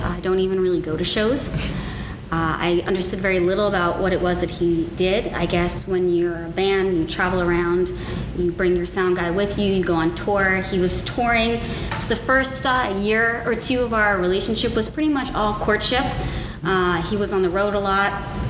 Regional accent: New Jersey, United States; also born or lived in California; now in Texas, United States; I was born and raised in New Jersey and California. So I'm a 50-50 kid, half East Coast, half Cali girl. Mm-hmm. I came to Texas in, God, it's way too long ago.

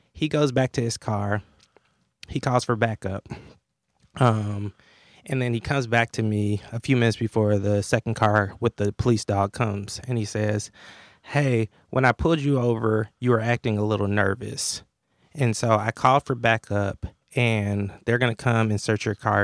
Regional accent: Atlanta, Georgia, United States; I grew up in Atlanta in the shadows of Dr. King

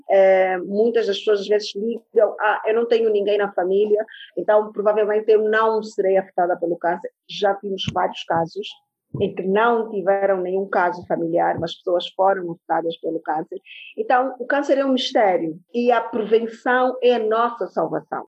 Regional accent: Angola; sou angolana antes de mais nada

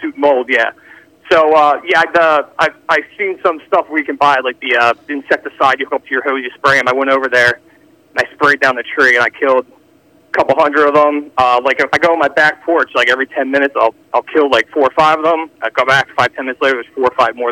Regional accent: Philadelphia, Pennsylvania, United States; now in Audubon, United States; I grew up in Philly. I live in KOP area

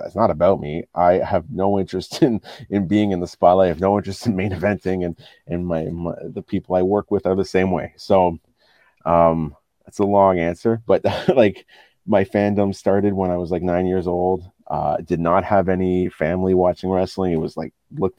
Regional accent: Ottawa, Ontario, Canada; growing up in Ottawa

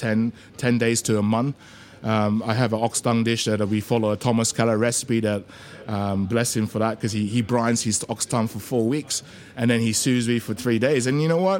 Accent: Australia; moved away as an adult; also born or lived in Malaysia; now in London, United Kingdom; Growing up in Oz, you know, like, I grew up in Western suburbs, so I used to surf a lot

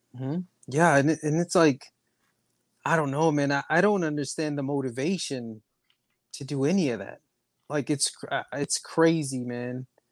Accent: Texas, United States; I'm American, bro, from Texas

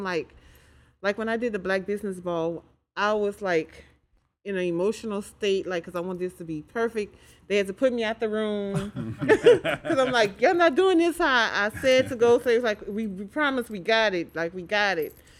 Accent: Crowley, Louisiana, United States; I'm from Crowley, Louisiana, born and raised

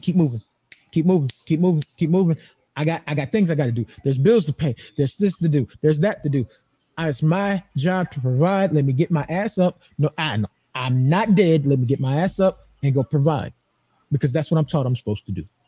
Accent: Atlanta, Georgia, United States; now in Phoenix, United States; I'm in Phoenix now. That that's where I live. But okay. I'm from Atlanta, Georgia.

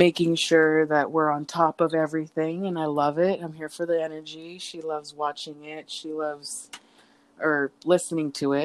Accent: California, United States; I'm from California

